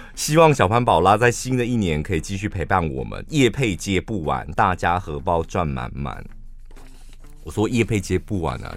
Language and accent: Chinese; central Taiwan, Taiwan; 我们中部人